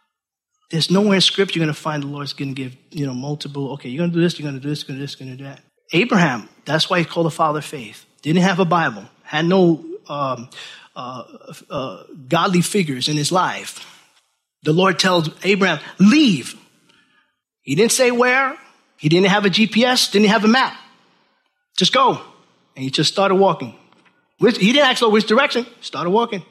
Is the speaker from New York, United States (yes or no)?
yes; Orange County, New York City, United States; moved away as an adult; now in Milford, Pennsylvania, United States; I'm from New York City, Orange County, New York